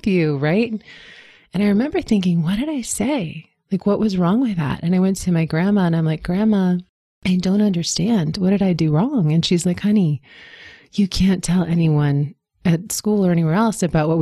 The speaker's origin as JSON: {"language": "English", "town": "Washington", "region": "District of Columbia", "country": "United States", "tie": "born or raised there", "said": "I grew up in Washington, D.C."}